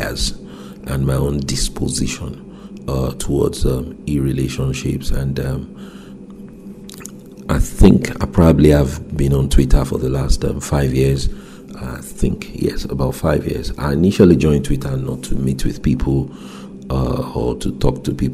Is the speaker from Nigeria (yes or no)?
yes; Nigeria; moved away; my home country, Nigeria